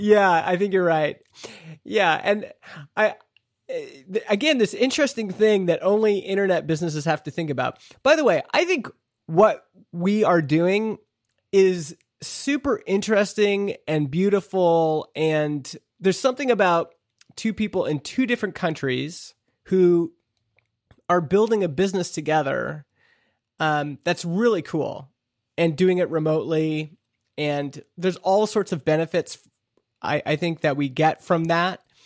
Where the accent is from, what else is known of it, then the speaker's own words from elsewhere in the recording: Canada; me being a Canadian shareholder in this American company